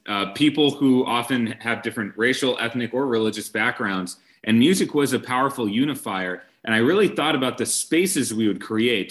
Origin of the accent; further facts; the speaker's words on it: Brookfield, Wisconsin, United States; I grew up in Brookfield, Wisconsin